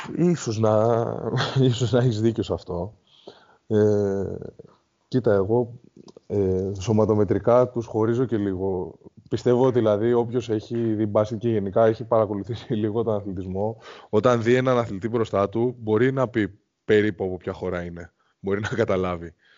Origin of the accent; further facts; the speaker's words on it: Greece; σαν Έλληνες αθλητές